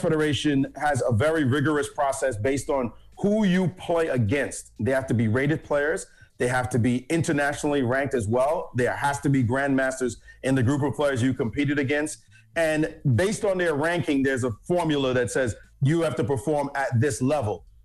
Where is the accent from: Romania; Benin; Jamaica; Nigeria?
Jamaica; now in United States; I'm from Jamaica originally